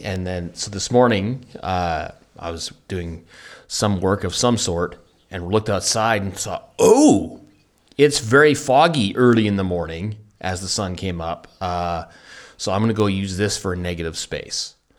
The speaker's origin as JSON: {"language": "English", "town": "Vancouver", "region": "British Columbia", "country": "Canada", "said": "I'm from the hard scrabble streets of, of Vancouver, and that's how we speak."}